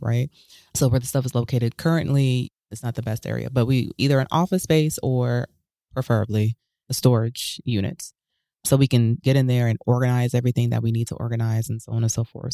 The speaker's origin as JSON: {"language": "English", "town": "Huntsville", "region": "Alabama", "country": "United States", "tie": "born or raised there", "said": "I grew up in Huntsville, Alabama"}